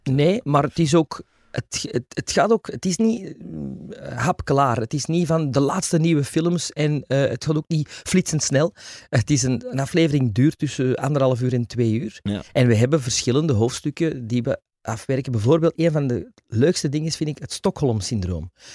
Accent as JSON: {"language": "Dutch", "town": "Antwerp", "region": "Flanders", "country": "Belgium", "tie": "born or raised there", "also_born_or_lived": "Wilrijk", "said": "ik kom uit Antwerpen."}